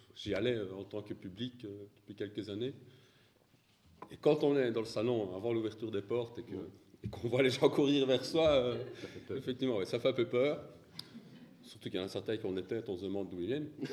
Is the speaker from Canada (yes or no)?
no; Belgium; je suis belge